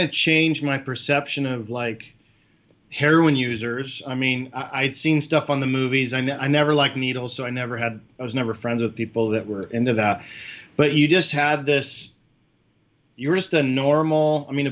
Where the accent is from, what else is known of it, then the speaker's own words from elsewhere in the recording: California, United States; moved away; also born or lived in Florida; I'm from California